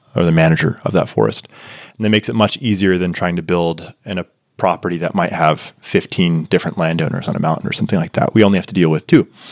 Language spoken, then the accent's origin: English; Tyler, Texas, United States; moved away as an adult; now in Niseko, Japan; my hometown trails. Uh, shout out Tyler, Texas